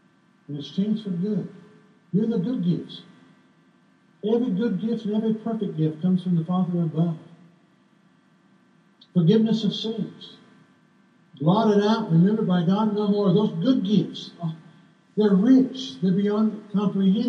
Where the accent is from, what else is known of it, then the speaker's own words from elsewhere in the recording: California, United States; We grew up in California and we had the carousel there